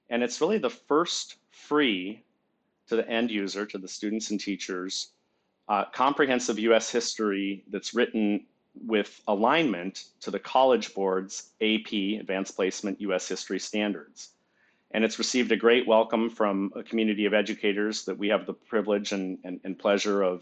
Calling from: Virginia, United States; Northern Virginia, the Bill of Rights Institute has our offices here. It's also where I reside. It's uh, just across the Potomac River from Washington, D.C.

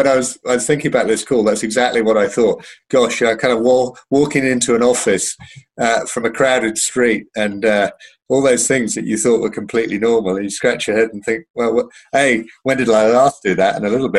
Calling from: London, United Kingdom; I'm logged in from London. Well, just outside London, actually.

